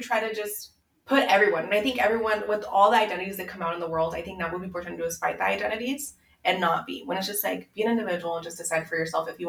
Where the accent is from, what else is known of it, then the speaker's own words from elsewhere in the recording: Mexico; born there; Because I was born in Mexico and also my parents have still made a very, because they weren't like these first generation Americans.